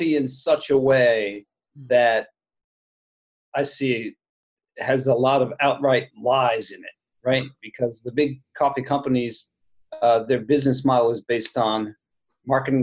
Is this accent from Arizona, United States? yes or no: no; Princeton, New Jersey, United States; moved away; where I grew up in Princeton, New Jersey, where I am right now, actually visiting my mom